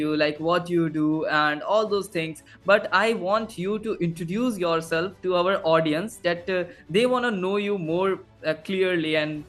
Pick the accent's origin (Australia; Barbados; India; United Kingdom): India; Assam; I am from Assam, India, like Northeast India.